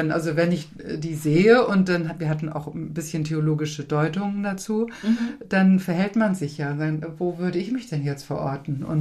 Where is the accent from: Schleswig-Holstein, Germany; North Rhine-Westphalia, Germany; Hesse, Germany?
Schleswig-Holstein, Germany; Kiel; now in Lübeck, Germany; in meiner Geburtsstadt.